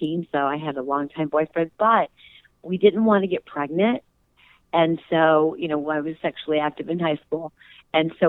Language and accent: English; Rockford, Illinois, United States; moved away; I don't disown Rockford or have anything negative to say about it. It will always be my hometown